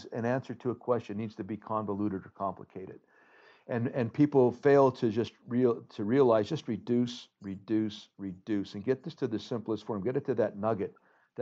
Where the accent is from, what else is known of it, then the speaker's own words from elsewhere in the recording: Hazleton, Pennsylvania, United States; now in Chicago, United States; Back in Hazleton, we have our own building, the Hazleton Community Center.